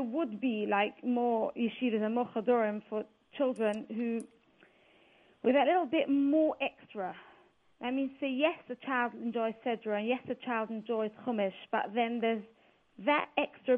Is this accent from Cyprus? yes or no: no; England, United Kingdom; I'm actually from England